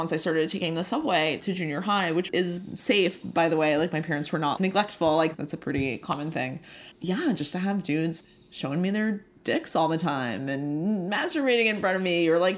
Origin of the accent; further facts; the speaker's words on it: New York City, New York, United States; I grew up in Queens